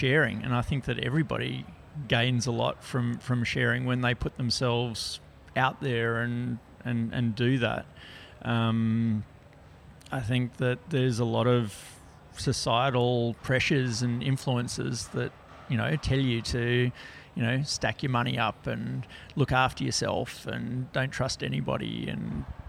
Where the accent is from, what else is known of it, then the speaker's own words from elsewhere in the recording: Papua New Guinea; I grew up in Papua New Guinea.